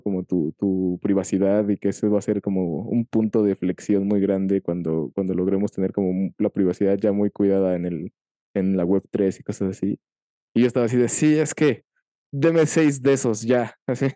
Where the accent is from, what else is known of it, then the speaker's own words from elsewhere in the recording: Mexico; no solo en mi país, sino en mi ciudad